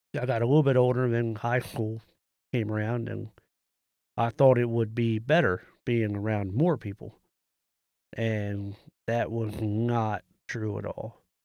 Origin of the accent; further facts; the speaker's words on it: United States; I'm from Carroll County.